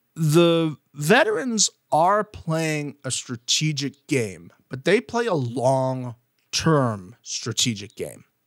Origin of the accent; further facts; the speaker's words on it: Florida, United States; coming from a Florida standpoint